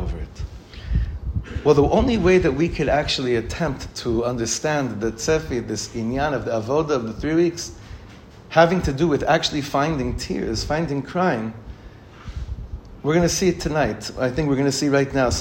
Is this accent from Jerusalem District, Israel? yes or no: no; Ra'anana, Central District, Israel; I was probably 12, maybe 13, in the shul we grew up in Ranana.